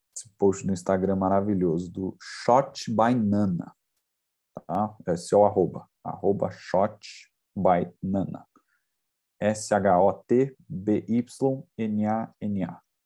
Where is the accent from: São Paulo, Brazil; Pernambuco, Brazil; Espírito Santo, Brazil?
São Paulo, Brazil; eu que sou de São Paulo